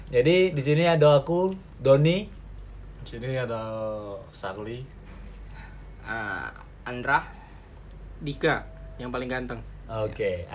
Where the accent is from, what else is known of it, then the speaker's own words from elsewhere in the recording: Lubuk Linggau, South Sumatra, Indonesia; Jadi kita ngapa pakai bahasa Palembang karena kita di asalnya dari Sumatera Selatan. Tepatnya sih di kota kecil Lubuk Linggau.